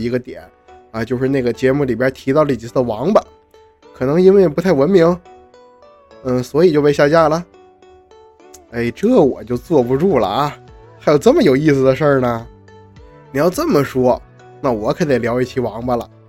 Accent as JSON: {"language": "Chinese", "region": "Northeast China", "country": "China", "said": "在我们东北人的语境中"}